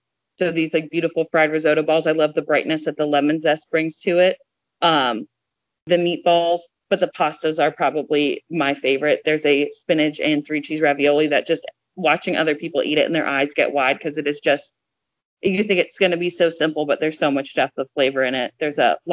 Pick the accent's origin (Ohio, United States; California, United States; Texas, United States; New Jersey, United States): New Jersey, United States; moved away; South Jersey, I grew up getting water ice on the weekends